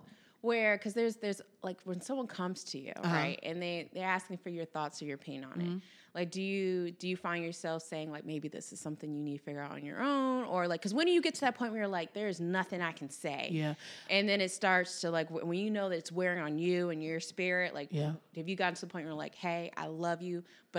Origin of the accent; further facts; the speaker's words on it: the South, United States; Like, we were raised in the South, like, you hold open the door for someone behind